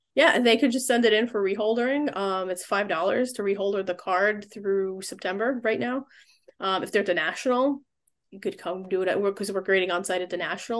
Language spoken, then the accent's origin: English; New York City, New York, United States; I was born in the Bronx